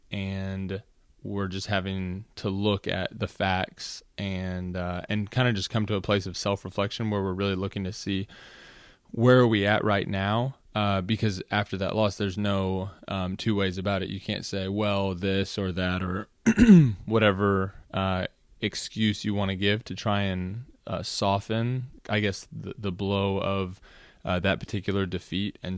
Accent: Los Angeles, California, United States; born there; also born or lived in Washington D.C. / Virginia; I was born in Los Angeles, California, uh, to a mother and father, obviously.

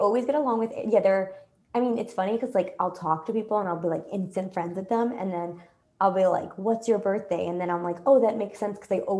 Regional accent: New York City, New York, United States; oh, I'm from Brooklyn.

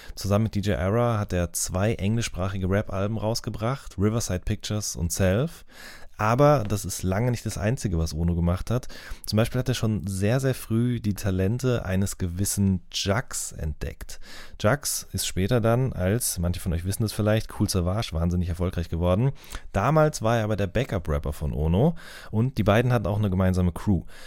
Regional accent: Wuppertal area, North Rhine-Westphalia, Germany; ich komme ja auch aus der Ecke dort

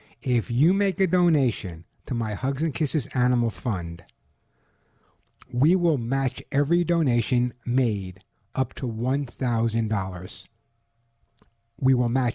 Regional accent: New York, United States; moved away; also born or lived in Long Island; I'm from New York.

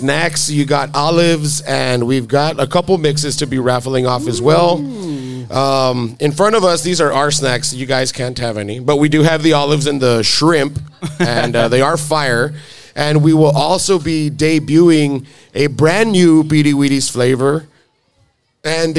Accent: Alamo, Texas, United States; in Alamo, Texas, my hometown

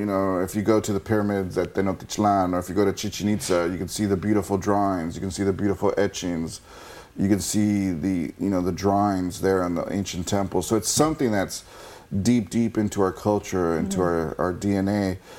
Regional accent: Los Angeles, California, United States; Growing up in East

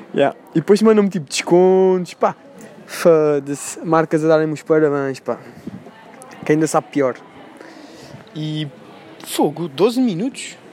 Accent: Portugal; Eu, como sou o único português ali, sempre que eu falo com alguém e digo que sou português

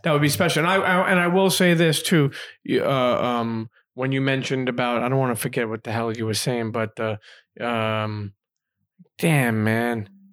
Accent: New York, United States; I grew up in New York

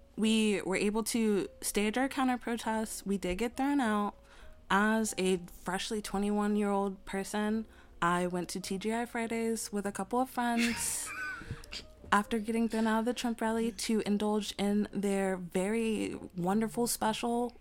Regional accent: New York City, New York, United States; moved away; also born or lived in Winston-Salem, North Carolina; I lived in Queens throughout my childhood

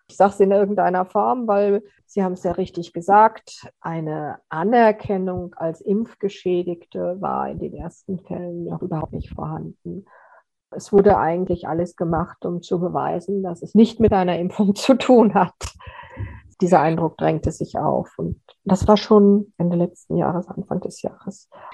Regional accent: Austria; bei uns in Österreich

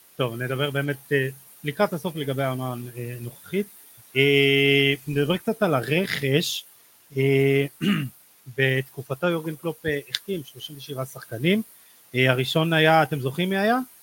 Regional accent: Israel

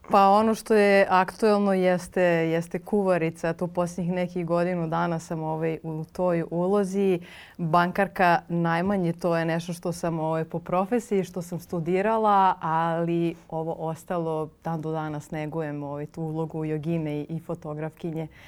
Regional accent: Serbia; moved away as an adult; also born or lived in Cyprus; kada mi kao Srbi nismo imali dozvolu da putujemo po Evropi

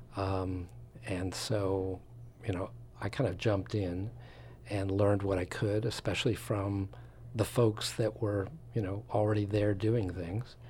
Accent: Long Island, suburbs of New York City, United States; moved away as an adult; also born or lived in Florida / Wisconsin / Philadelphia / West Coast; I'm from the East Coast, um, outskirts of New York City and ultimately New York

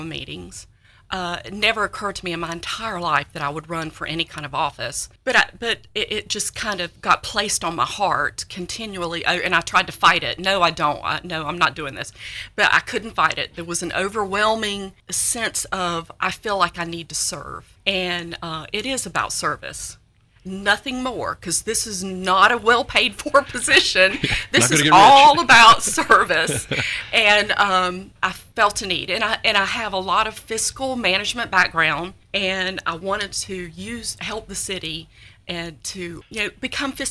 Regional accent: North Carolina, United States; accent: North Carolina; moved away as an adult; also born or lived in Richmond, Virginia; now in Hendersonville, United States; my husband and I both grew up in North Carolina, which you can tell from my accent. It is a North Carolina accent

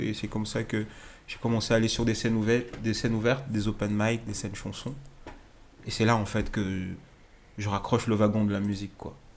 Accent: Strasbourg, Grand Est, France; moved away as an adult; now in Lyon, France; j'ai grandi à, Strasbourg

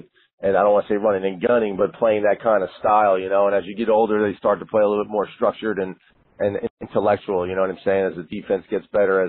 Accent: United States; moved away; as an American coach and have been in the American, collegiate system

